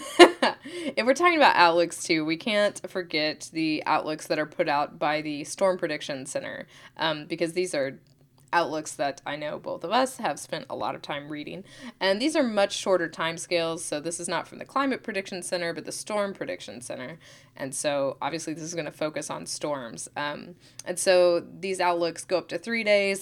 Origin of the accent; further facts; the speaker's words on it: Oklahoma, United States; I'm from Oklahoma